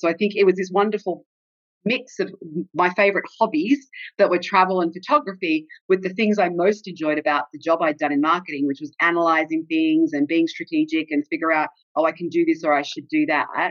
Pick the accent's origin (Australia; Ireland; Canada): Australia; accent: Australian; moved away as an adult; also born or lived in Texas, United States / Seattle, United States; now in London, United Kingdom; I was born in Australia